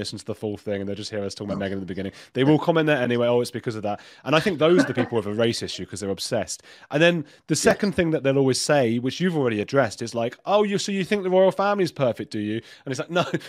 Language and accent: English; England, United Kingdom; also born or lived in Latin America; I grew up in a Jewish family as well in England